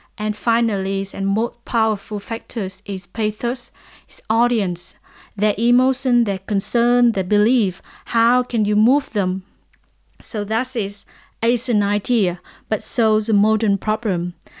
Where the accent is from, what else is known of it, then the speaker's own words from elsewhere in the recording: Vietnam; I'm from Vietnam